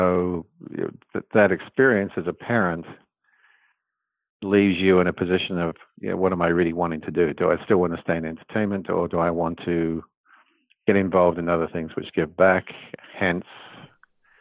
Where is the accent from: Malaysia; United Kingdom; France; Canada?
United Kingdom; England; born or raised there; moved away; also born or lived in New Zealand / London